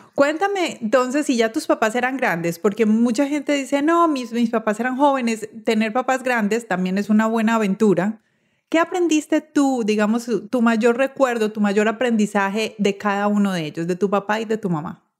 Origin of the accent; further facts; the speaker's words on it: Medellín, Antioquia, Colombia; Yo soy de Medellín